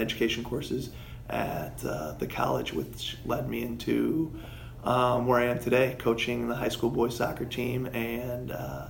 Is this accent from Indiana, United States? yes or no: yes; Carmel, Indiana, United States; moved away as an adult; now in Grinnell, United States; I was born in Carmel, Indiana, and grew up playing soccer there